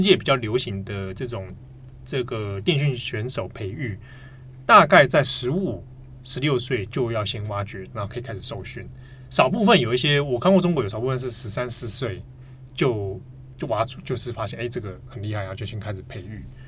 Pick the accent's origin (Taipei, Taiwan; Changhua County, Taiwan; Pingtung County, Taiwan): Taipei, Taiwan; 我们小时候在台北住